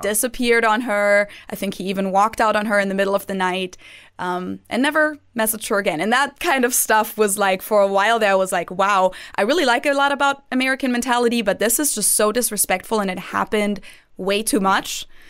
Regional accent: Munich, Bavaria, Germany; moved away as an adult; now in Cincinnati, United States; I am from Munich. That's also where I went to university.

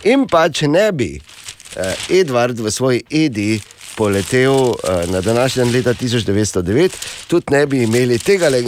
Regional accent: Slovenia; smo Slovenci v špici razvoja letalstva odengdaj in hvala Bogu še vedno

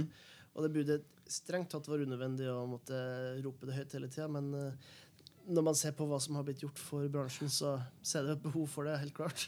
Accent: Helgeland, Nordland, Norway; now in Oslo, Norway; hjemme på Helgeland.

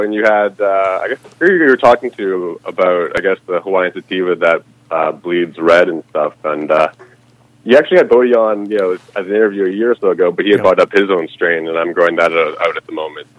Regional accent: Canada; I'm from Canada.

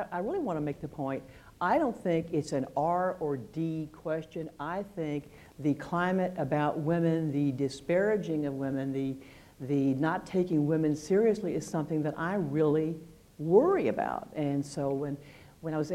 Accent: Texas, United States; also born or lived in Manhattan; I was raised in Texas

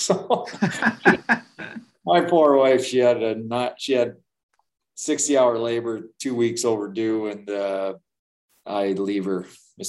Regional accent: Manitoba, Canada; Yeah, so I think I came from Manitoba where we had a ton of leaders.

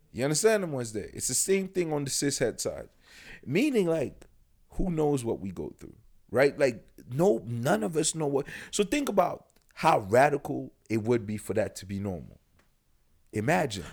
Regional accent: Yaoundé, Centre, Cameroon; moved away; I'm from Yaoundé, Cameroon.

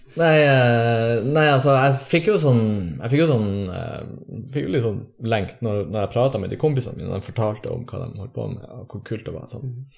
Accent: Tromsø, Troms, Norway; also born or lived in Bergen; Jeg er fra Tromsø, ja. Tromsdalen.

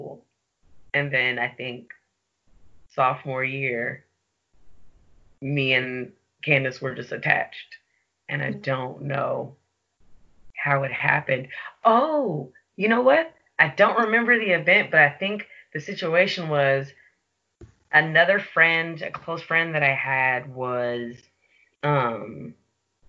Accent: Chicago, Illinois, United States; now in Portland, United States; I live in Portland, Oregon, but I'm originally from Chicago, Illinois.

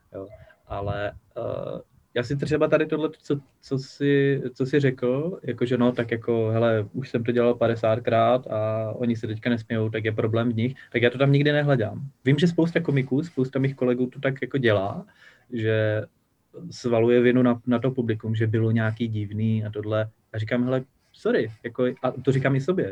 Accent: Havířov, Moravian-Silesian Region, Czechia; v Havířově, odkud pocházím, kde jsem se narodil

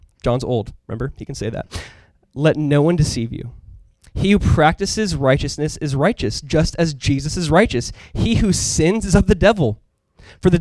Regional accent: Orange County, Southern California, United States; I'm from Southern California, Orange County, California.

